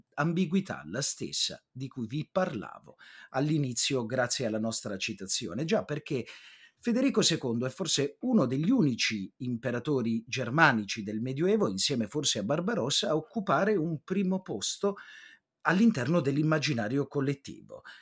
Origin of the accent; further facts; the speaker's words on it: Apulia, Italy; per me che sono pugliese di origine